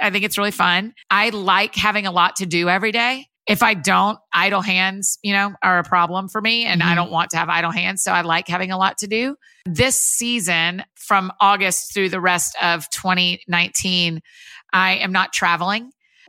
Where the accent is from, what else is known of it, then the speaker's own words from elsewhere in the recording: Marietta, Georgia, United States; I grew up outside of Atlanta in Marietta, Georgia, kind of Kennesaw, Woodstock area, and went to University of Georgia.